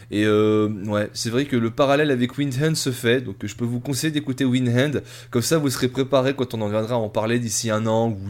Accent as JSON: {"language": "French", "country": "Italy", "said": "Et moi, je suis italien."}